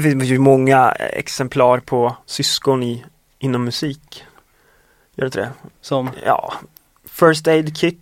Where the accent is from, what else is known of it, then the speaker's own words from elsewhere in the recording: Östersund, Jämtland, Sweden; moved away; när vi var hemma i Östersund i somras